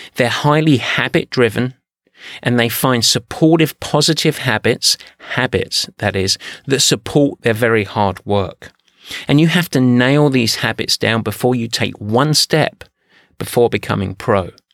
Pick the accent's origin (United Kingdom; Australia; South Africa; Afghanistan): United Kingdom; England; I'm English